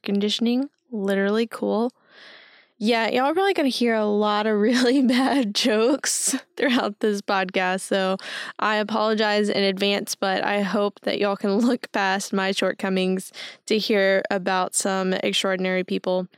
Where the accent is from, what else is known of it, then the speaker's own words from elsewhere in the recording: Henderson, Texas, United States; also born or lived in Tyler, Texas; I'm from East Texas, um, from Henderson specifically